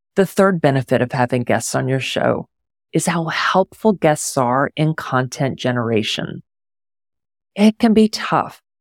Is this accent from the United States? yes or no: yes; Houston, Texas, United States; also born or lived in Pittsburgh; now in Houston, United States; When I was moving back to my hometown of Houston